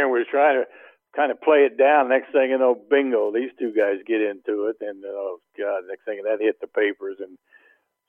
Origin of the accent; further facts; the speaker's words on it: Ohio, United States; I'm from Ohio